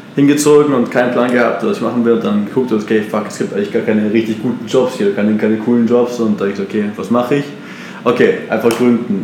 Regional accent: Munich, Bavaria, Germany; moved away as an adult; also born or lived in Brazil / United States / Austria; now in Barcelona, Spain; ich komme aus, aus München

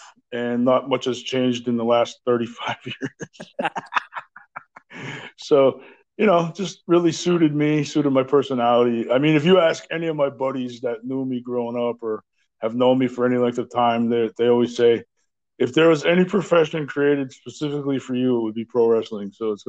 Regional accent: Nesquehoning, Pennsylvania, United States; where I grew up in Pennsylvania, in Nesquehoning

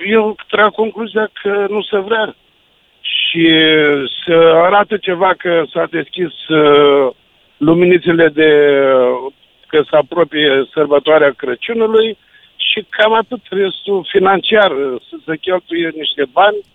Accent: Brăila, Brăila County, Romania; Da, eu sunt din Brăila, deci rămân uh, dezamăgit uh, de unele orașe.

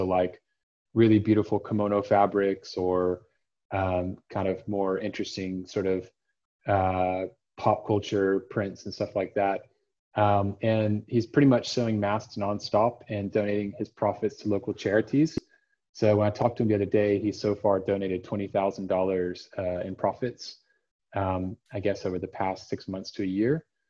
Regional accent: Austin, Texas, United States; moved away; my hometown of Austin, Texas.

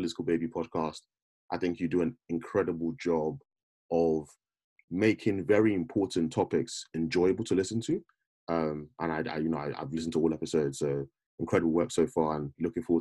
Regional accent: United Kingdom; We've grown up as a Black person in I guess, in the UK, where you're a minority

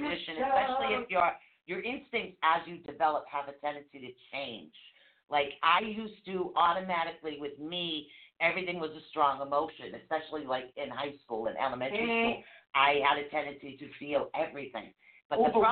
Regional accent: Fairhaven, Massachusetts, United States; also born or lived in Norwood, Massachusetts; I grew up in Wilders Point in Fayette

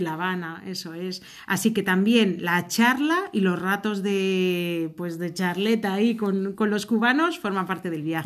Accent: Valladolid, Castile and León, Spain; somos de Valladolid, España

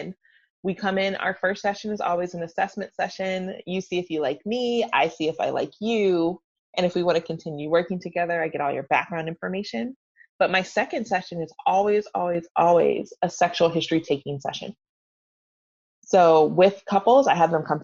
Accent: Atlanta, Georgia, United States; I'm from Atlanta, so I am a recovering Baptist.

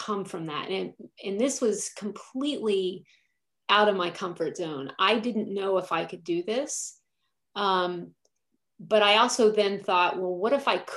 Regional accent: Texas, United States; moved away as an adult; also born or lived in Delaware / New York City, United States; now in Herndon, United States; I grew up in Texas and was there until I was about 24

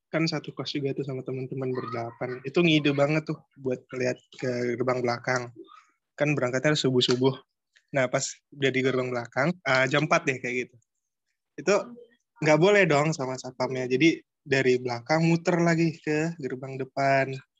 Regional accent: Jambi, Indonesia; aku asalnya dari Jambi

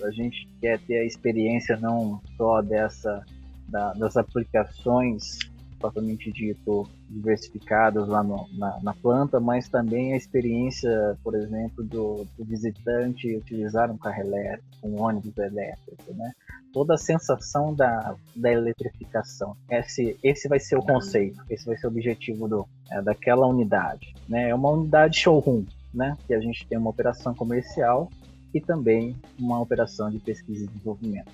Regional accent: Santa Bárbara d'Oeste, São Paulo, Brazil; Nasci em Santa Bárbara do Oeste, né? Próximo à cidade de Campinas.

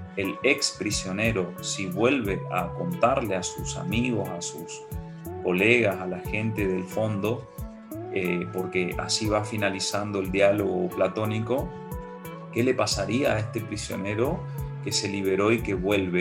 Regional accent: Argentina; yo evoco mi niñez en Nintlaibaté

